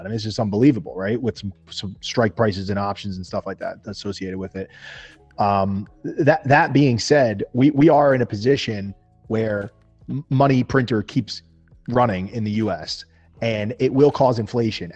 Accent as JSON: {"language": "English", "region": "New Jersey", "country": "United States", "said": "I am from New, New Jersey in the United States of America."}